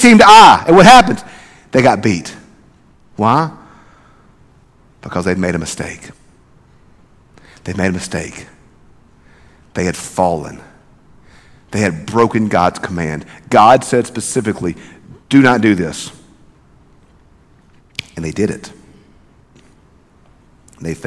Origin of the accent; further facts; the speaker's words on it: South Mississippi, United States; Growing up in South Mississippi, there's always a football team that's so good that you're intimidated. That was South Pike where I grew up.